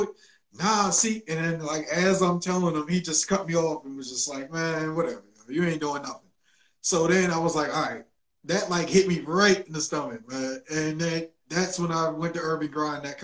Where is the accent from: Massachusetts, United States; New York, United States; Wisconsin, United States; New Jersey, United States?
New Jersey, United States; Willingboro; now in Atlanta, United States; a guy from Willingboro, New Jersey, where I'm from, a lot of people think it's Philly, but no, I am from New Jersey